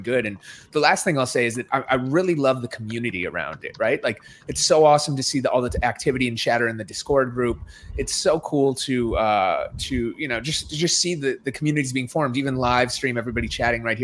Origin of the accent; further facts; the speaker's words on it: Minnesota, United States; I'm from Minnesota